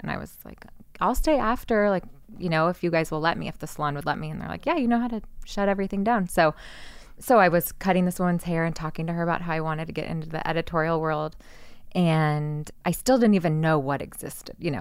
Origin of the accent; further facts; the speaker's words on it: Santa Cruz, California, United States; moved away as an adult; also born or lived in Orange County, California; now in Los Angeles, United States; growing up in Santa Cruz